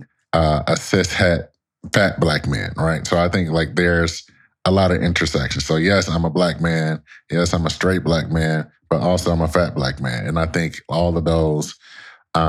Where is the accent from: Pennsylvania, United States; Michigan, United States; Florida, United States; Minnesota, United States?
Michigan, United States; Detroit; moved away as an adult; also born or lived in Connecticut; me growing up in Detroit, Michigan